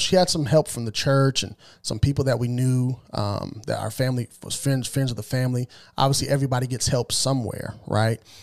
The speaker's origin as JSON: {"language": "English", "region": "Southern Illinois", "country": "United States", "tie": "born or raised there", "also_born_or_lived": "small farm town west of Springfield, Illinois / Boston suburbs, Massachusetts", "moved": "as an adult", "lives_now": "Tennessee, United States", "said": "that's where I was raised for the majority of my life till I was about twenty years old, and I moved out of Southern Illinois"}